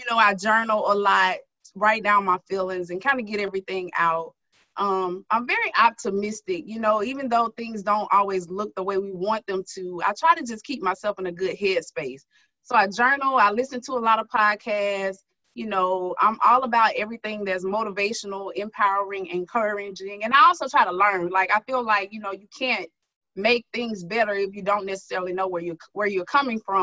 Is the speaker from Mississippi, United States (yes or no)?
yes; Starkville, Mississippi, United States; moved away as an adult; also born or lived in Jackson, Mississippi; now in Baton Rouge, United States; I'm from Starkville, Mississippi.